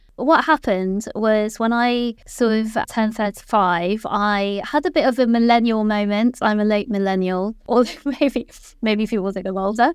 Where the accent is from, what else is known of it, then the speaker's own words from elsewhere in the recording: Malaysia; moved away as an adult; now in London, United Kingdom; I was born in London, and I lived here until I was about nine years old, and then my parents moved back to Malaysia, so I kind of continued my education there, and then I came back when I was eighteen